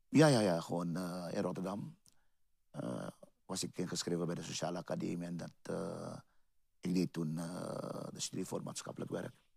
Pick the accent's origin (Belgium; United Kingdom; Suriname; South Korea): Suriname; Paramaribo, Paramaribo District; now in Utrecht, Netherlands; Ik ben geboren in Suriname, Paramaribo. Ik ben ook in eh, Paramaribo opgegroeid